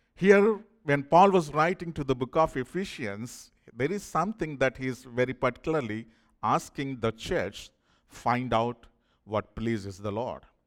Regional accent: India; moved away; I'm from India

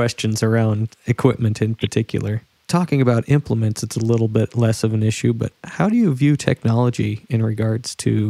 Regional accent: Washington, United States; I'm from Washington State

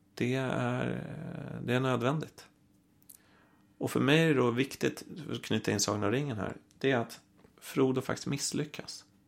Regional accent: Stockholm, Stockholm County, Sweden; jag är uppvuxen i Vasastan i Stockholm

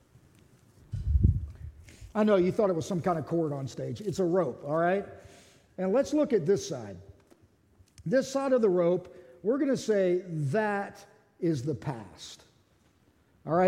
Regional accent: Pittsburgh, Pennsylvania, United States; moved away; I was raised in Pittsburgh

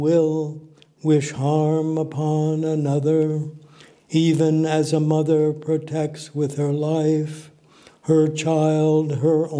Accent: Des Moines, Iowa, United States; moved away; also born or lived in Omaha, Nebraska; I grew up in Des Moines, Iowa.

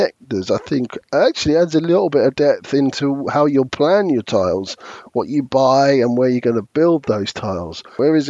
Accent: London, United Kingdom; born and bred in London

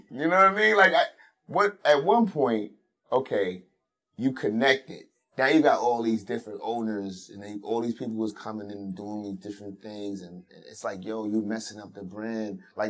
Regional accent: Brooklyn, New York, United States; Growing up in these certain parts, you know, like because I'm from Brownsville, of course I'm, you know, partial to Brownsville

